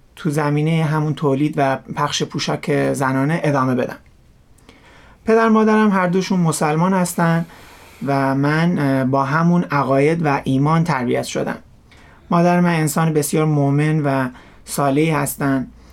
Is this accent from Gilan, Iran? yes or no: yes; Rasht, Gilan, Iran; born or raised there